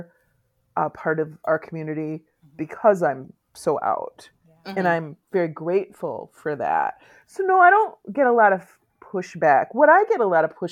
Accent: Muskegon, Michigan, United States; also born or lived in Norton Shores, Michigan / San Francisco / New York City; in my hometown, which is Muskegon, I actually live in Norton Shores, but Muskegon is the next big town over

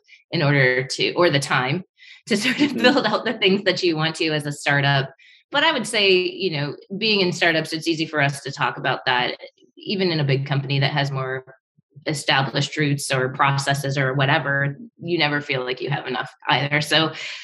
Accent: Detroit, Michigan, United States; growing up in Michigan

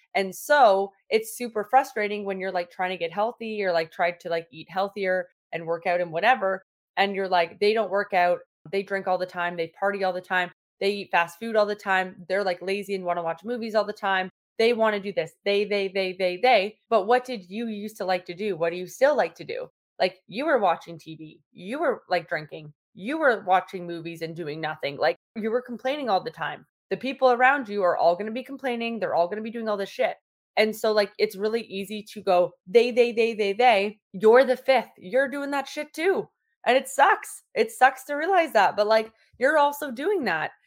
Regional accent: Toronto, Ontario, Canada; now in Sarnia, Canada; I'm from Toronto

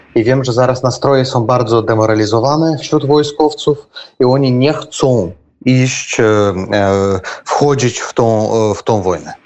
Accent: Belarus; my, Białorusini

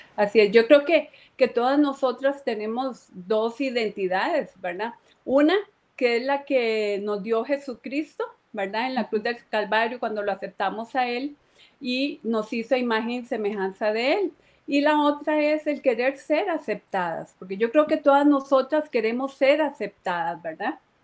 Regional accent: Moravia, San José, Costa Rica; aquí en Moravia, yo soy de Moravia

